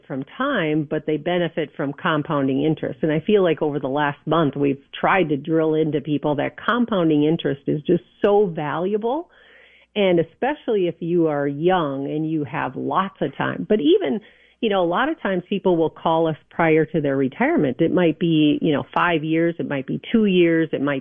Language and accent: English; New Prague, Minnesota, United States; I grew up in New Prague